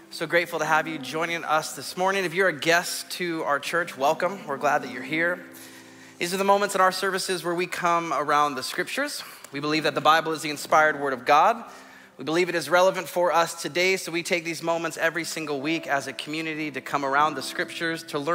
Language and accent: English; Southern California, United States; Growing up in Southern California, one of the things that myself and my cousins loved to do was to go in the ocean.